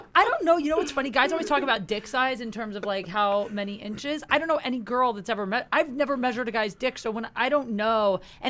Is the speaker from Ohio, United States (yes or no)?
yes; Canton, Ohio, United States; moved away as an adult; now in Los Angeles, United States; I'm from Canton.